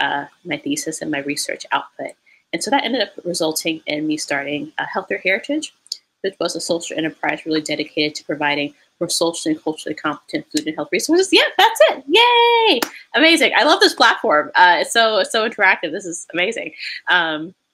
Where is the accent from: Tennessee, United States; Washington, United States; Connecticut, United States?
Tennessee, United States; Memphis; moved away as an adult; now in Tokyo, Japan; I'm from Memphis, Tennessee, in the United States